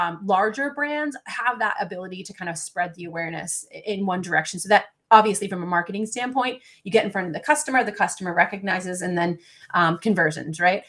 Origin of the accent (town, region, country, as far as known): Massachusetts, United States